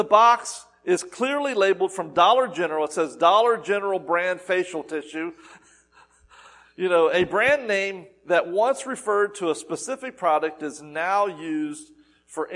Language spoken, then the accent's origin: English; the South, United States; I'm from the South